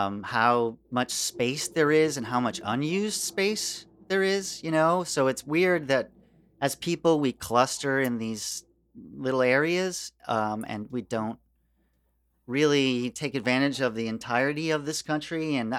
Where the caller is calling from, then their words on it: Queens, New York, United States; I'm in Queens, bro.